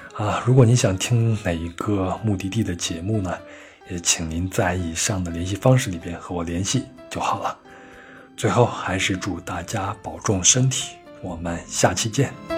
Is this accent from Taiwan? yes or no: no; China; 就像我们中国人也不是每一顿都去吃北京烤鸭